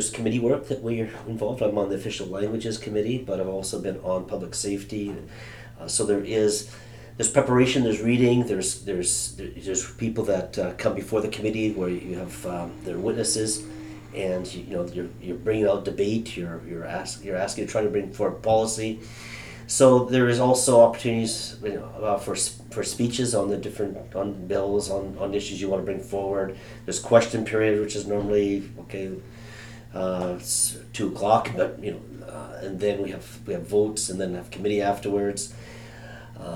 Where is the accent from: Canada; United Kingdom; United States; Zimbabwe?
Canada; also born or lived in Germany; Now, I was raised up in a Canadian military home, so I was born in Germany. My dad was in the Air Force. I lived across Canada